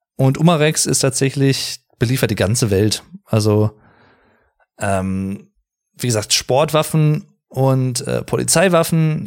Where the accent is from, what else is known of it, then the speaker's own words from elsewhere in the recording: Arnsberg, North Rhine-Westphalia, Germany; das Wahrzeichen meiner Gegend gewesen, seit meiner Kindheit im Prinzip